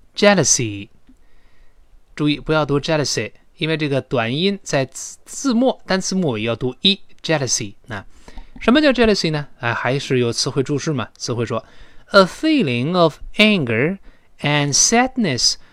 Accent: China; 我们中国人

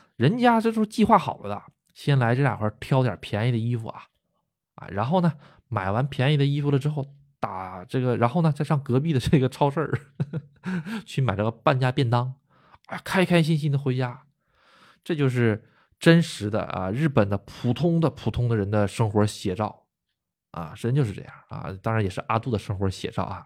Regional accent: China; moved away as an adult; now in Japan; 土生土长的国人

